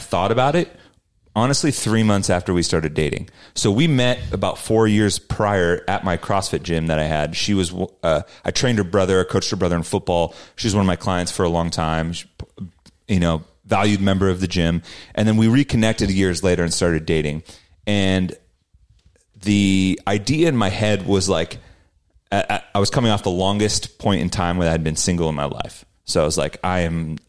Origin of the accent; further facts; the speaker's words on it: Salinas, California, United States; my hometown of Salinas